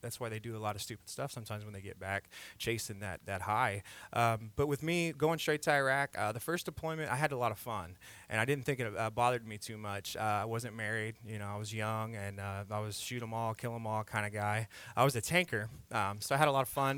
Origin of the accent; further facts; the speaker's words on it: Indiana, United States; moved away as an adult; now in Texas, United States; I'm from Indiana originally.